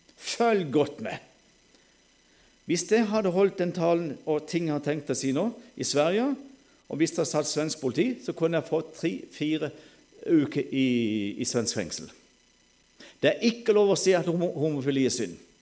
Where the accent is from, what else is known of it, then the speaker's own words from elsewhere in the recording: Sørlandet, Norway; Alle vet jo jeg er sørlending